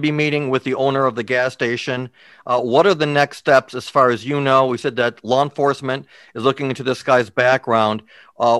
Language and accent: English; Michigan, United States; now in Long Island, New York, United States; I grew up in Michigan myself